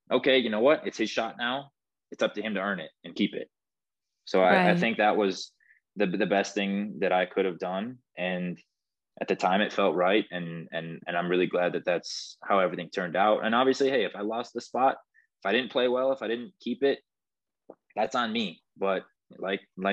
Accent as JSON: {"language": "English", "region": "Midwest", "country": "United States", "said": "we're from the Midwest"}